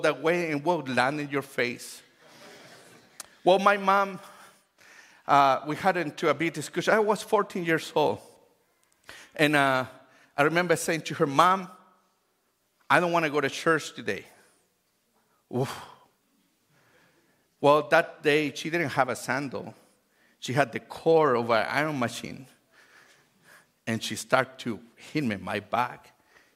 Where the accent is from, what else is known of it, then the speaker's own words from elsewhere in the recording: Chile; English is a second language; now in United States; I grew up in Chile